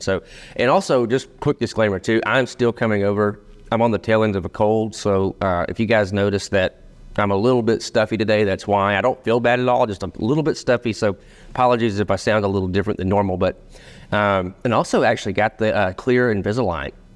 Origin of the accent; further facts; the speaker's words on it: Rome, Georgia, United States; So, Berry College, so we're both from Rome, Georgia